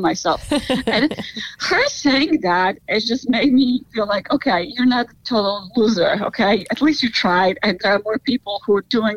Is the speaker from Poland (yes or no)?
yes; Poland; now in United States; I'm originally from Poland